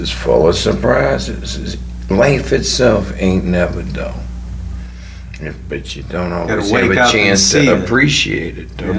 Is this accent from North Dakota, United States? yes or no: no; New Orleans, Louisiana, United States; I like to play my hometown, New Orleans.